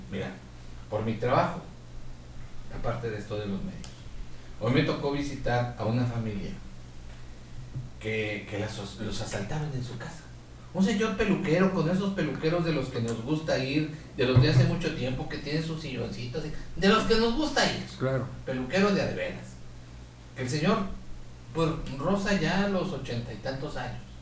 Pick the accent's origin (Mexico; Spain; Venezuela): Mexico; así nos educamos como mexicanos